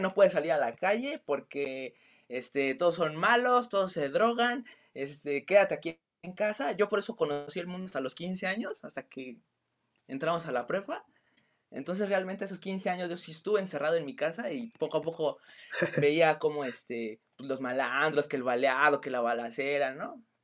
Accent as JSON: {"language": "Spanish", "region": "Mexico City", "country": "Mexico", "said": "yo soy de la Ciudad"}